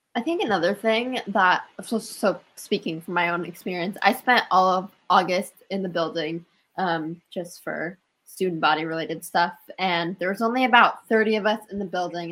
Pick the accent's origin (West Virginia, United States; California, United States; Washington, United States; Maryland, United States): Washington, United States; I'm from Winville, Washington